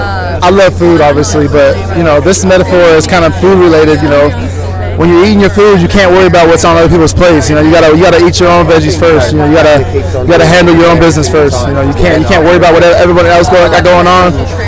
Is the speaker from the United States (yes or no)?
yes; Fresno, California, United States; I'm from Fresno, California.